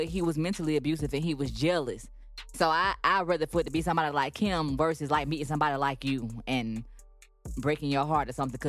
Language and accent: English; Georgia, United States; accent: country; I said, oh, I'm from Georgia. He said, I hear your accent.